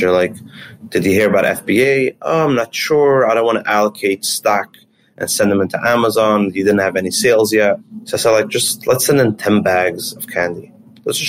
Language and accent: English; Monsey, New York, United States; also born or lived in Israel; So I grew up in an area called Muncie, New York. It's in Rockland County.